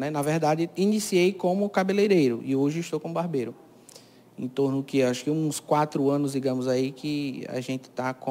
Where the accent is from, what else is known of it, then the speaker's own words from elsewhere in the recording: Cajazeiras, Paraíba, Brazil; É, eu nasci aqui mesmo, na cidade, né? Sou natural daqui de Cajazeiras, é, resido na, no distrito de Serra da Arara